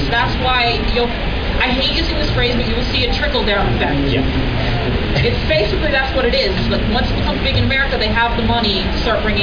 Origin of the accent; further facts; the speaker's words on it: Puerto Rico; i came all the way from Puerto Rico